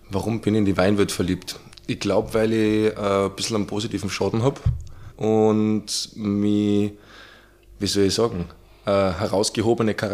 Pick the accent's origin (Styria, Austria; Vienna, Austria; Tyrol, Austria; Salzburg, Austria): Salzburg, Austria; Ursprünglich aus Salzburg, halber Oberösterreicher, von der Mama-Seite, hm. aber in Salzburg geboren.